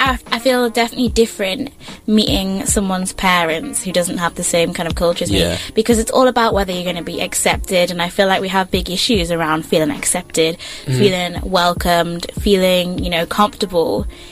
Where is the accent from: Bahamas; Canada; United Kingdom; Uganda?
United Kingdom; England; now in Melbourne, Australia; I've lived in England my whole life. Apart from, like, when I moved to Melbourne, I'd never lived anywhere else.